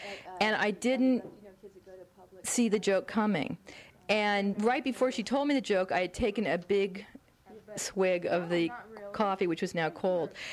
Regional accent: the Valley, California, United States; I was from the Valley

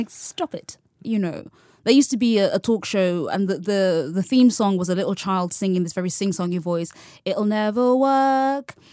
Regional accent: United Kingdom; Because I'm, I'm still British. I can't help that.

